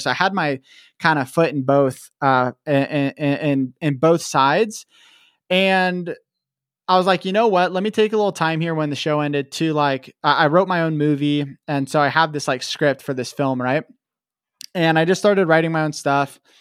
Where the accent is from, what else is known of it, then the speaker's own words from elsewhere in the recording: Vancouver, Washington, United States; also born or lived in Portland, Oregon / Kennewick, Washington; I was born in Vancouver, Washington, or Portland, Oregon, but kind of grew up in Vancouver, Washington